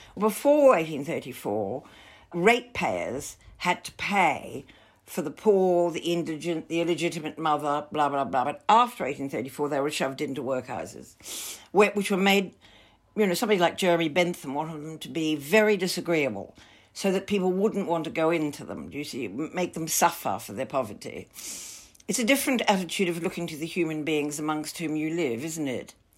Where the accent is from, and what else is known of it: Melbourne, Victoria, Australia; born or raised there